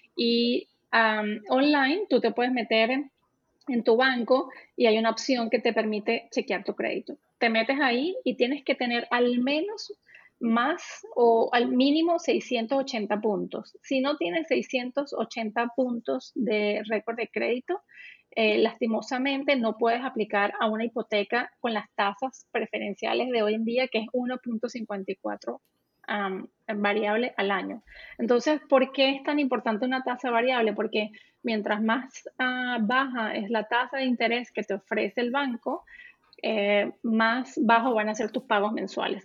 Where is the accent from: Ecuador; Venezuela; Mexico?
Venezuela; moved away as an adult; now in Canada; yo soy venezolana